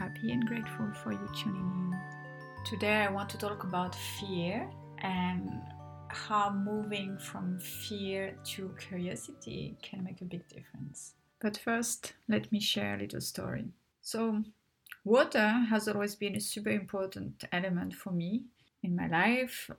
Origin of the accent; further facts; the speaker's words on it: Tunisia; I grew up in Papa, most of my childhood in Tunisia